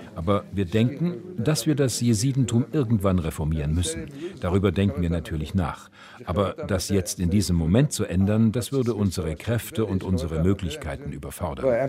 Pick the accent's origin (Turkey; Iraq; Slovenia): Iraq; Kocho, Nineveh; moved away as an adult; now in Celle, Germany; meinem Heimatdorf Kocho